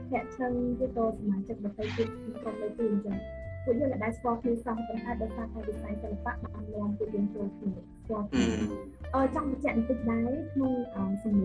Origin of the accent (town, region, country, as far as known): Battambang, Cambodia